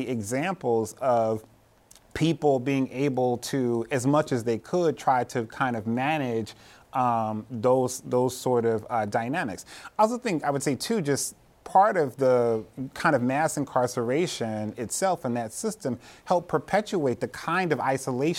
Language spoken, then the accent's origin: English; Cleveland, Ohio, United States; I grew up in Cleveland, Ohio, in a housing project in the 80s